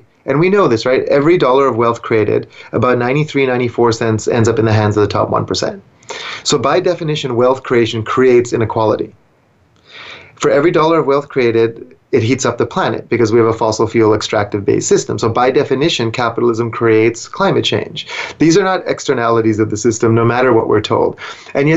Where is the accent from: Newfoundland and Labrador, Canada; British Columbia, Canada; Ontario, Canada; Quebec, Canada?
British Columbia, Canada; Vancouver; I grew up in Vancouver